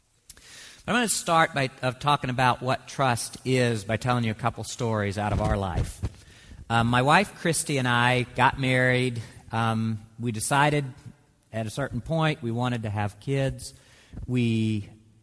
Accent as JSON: {"language": "English", "region": "Mississippi", "country": "United States", "tie": "born or raised there", "moved": "yes", "said": "my home state of Mississippi"}